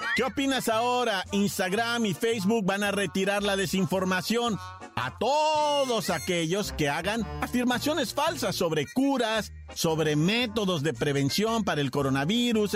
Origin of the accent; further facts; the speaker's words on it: Mexico; Somos mexicanos